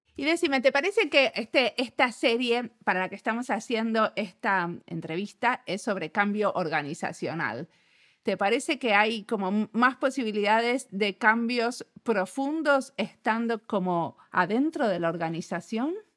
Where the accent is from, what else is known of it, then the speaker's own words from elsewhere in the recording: Argentina; somos argentinos y argentinos